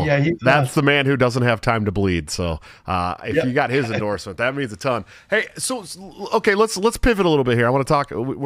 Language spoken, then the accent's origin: English; California, United States; now in Iowa, United States; Because I'm from California. I'm from California.